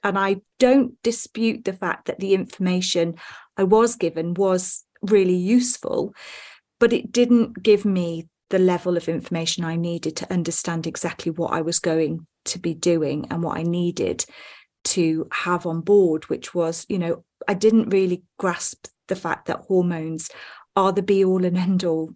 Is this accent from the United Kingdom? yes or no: yes; Wales, United Kingdom; I'm from the U K. I was born in Wales, in a very small town